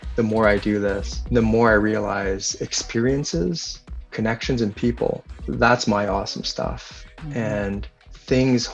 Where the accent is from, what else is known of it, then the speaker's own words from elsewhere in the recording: northern Vancouver Island, British Columbia, Canada; now in Victoria, Canada; I grew up on the West Coast my entire life. So I grew up on northern part of the island.